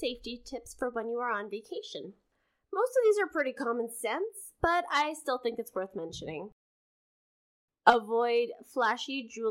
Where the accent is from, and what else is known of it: Canada